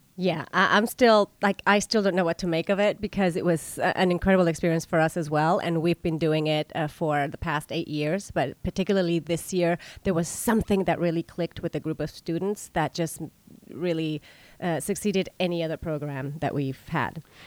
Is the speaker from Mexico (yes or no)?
yes; La Paz, Baja California Sur, Mexico; moved away as an adult; also born or lived in Vienna, Austria; now in United States; the very first ballet school opened up in my hometown